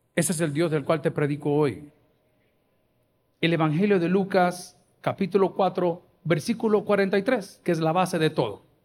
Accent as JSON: {"language": "Spanish", "country": "El Salvador", "said": "soy del Salvador"}